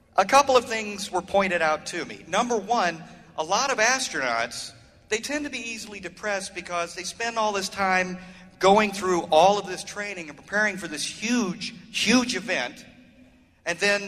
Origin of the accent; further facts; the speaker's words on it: Orlando, Florida, United States; I'm from Orlando, Florida